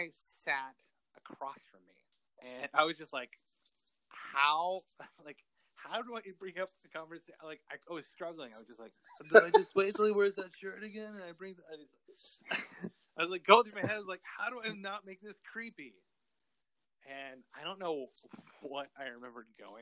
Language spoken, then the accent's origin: English; West Texas, United States; Growing up in West Texas